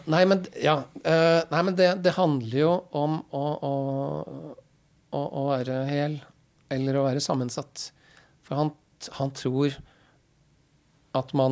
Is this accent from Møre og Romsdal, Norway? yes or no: no; Halden, Østfold, Norway; now in Oslo, Norway; Men hvis jeg sier jeg er fra Halden, så kjennes ikke det heller helt riktig ut. For jeg